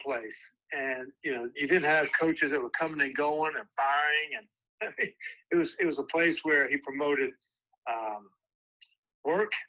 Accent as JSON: {"language": "English", "region": "North Carolina", "country": "United States", "tie": "born or raised there", "said": "I grew up in North Carolina"}